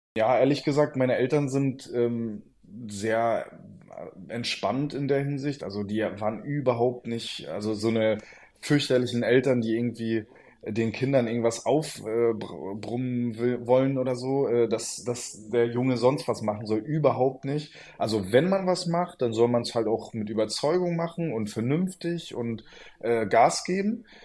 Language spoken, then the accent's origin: German; Stralsund, Mecklenburg-Vorpommern, Germany; also born or lived in Rostock; now in Berlin, Germany; gebürtig bin ich ja aus Strasund